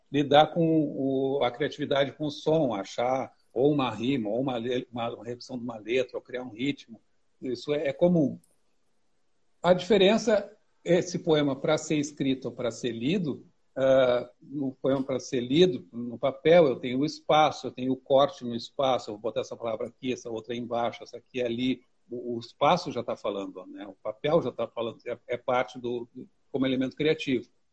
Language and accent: Portuguese; Porto Alegre, Rio Grande do Sul, Brazil; sou de Porto Alegre